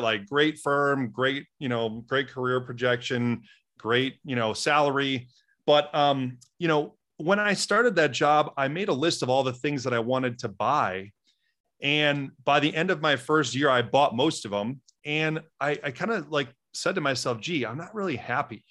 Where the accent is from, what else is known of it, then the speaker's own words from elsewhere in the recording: Wisconsin, United States; I grew up in Wisconsin, which is about ninety miles north of Chicago in a small Midwestern town of twenty-five hundred people